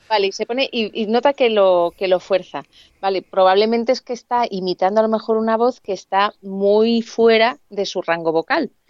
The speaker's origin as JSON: {"language": "Spanish", "town": "Alicante", "region": "Valencian Community", "country": "Spain", "moved": "as an adult", "lives_now": "Madrid, Spain"}